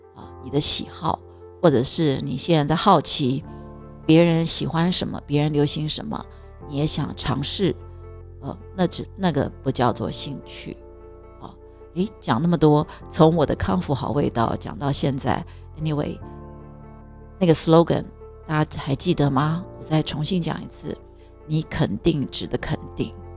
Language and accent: Chinese; Taiwan; 我们台湾人的教育，我自己的教育背景也是